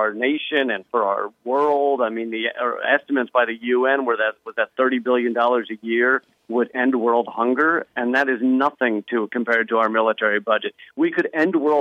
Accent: Richmond, Virginia, United States; growing up in Richmond

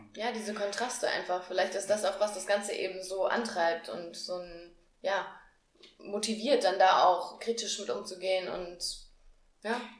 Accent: near Marburg, Hesse, Germany; now in Frankfurt, Germany; ich komme auch aus Hessen, mhm. aber Richtung Marburg, also noch hinter Marburg.

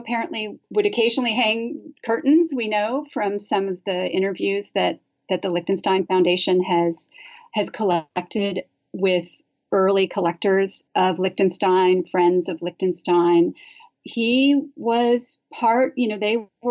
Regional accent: Santa Barbara, California, United States; moved away; I'm originally from the West Coast, and I grew up in a place called Santa Barbara

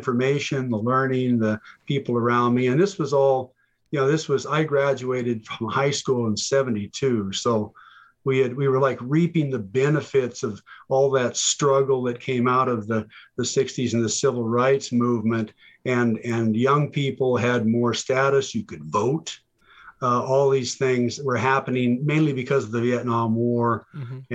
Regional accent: Montana, United States; I grew up in a town of about 300 people

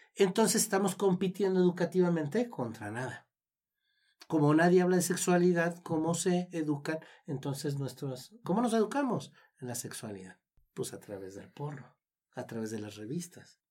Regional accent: Mexico

